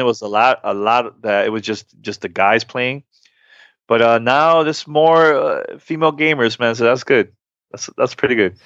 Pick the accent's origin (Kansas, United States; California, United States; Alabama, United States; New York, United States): New York, United States; New York City; now in Miami, United States; I grew up in New York City.